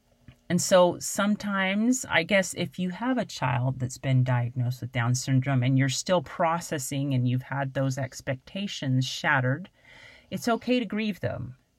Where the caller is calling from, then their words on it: Arkansas, United States; moved away as an adult; after we moved from Arkansas